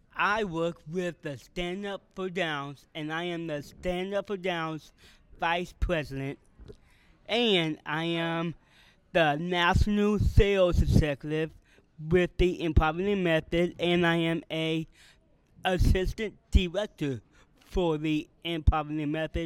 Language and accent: English; Canton, Ohio, United States; Canton, Ohio.